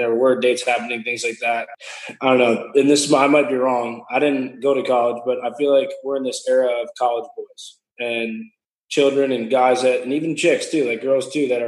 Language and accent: English; Northeast, United States; we're both from the Northeast.